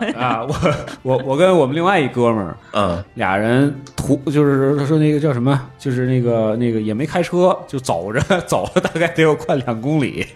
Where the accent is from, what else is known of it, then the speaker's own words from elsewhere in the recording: Tianjin, China; accent: Tianjin dialect; now in Beijing, China; 可能那个口音还是有一点蹦了两句天津话